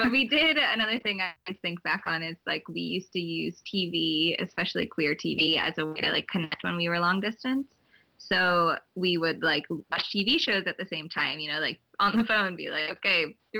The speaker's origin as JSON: {"language": "English", "region": "New Jersey", "country": "United States", "tie": "born or raised there", "moved": "yes", "lives_now": "Boston, United States", "said": "I'm from here. I grew up in New Jersey"}